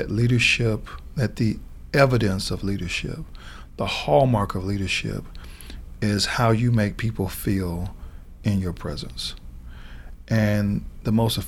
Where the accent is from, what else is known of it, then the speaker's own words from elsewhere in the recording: Atlanta, Georgia, United States; when I got to the U.S. Attorney's Office here in Atlanta, that was because there was an opportunity to come back and serve the people of my hometown